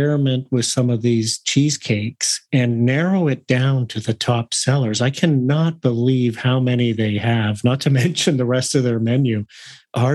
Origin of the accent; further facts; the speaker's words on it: Canada; I'm both a Canadian